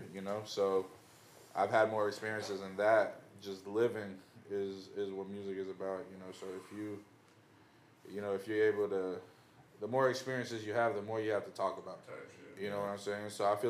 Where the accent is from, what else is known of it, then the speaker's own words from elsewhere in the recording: Venezuela; English is a second language; now in United States; when I came here, there wasn't really no role models. It's like, yo, I came from Venezuela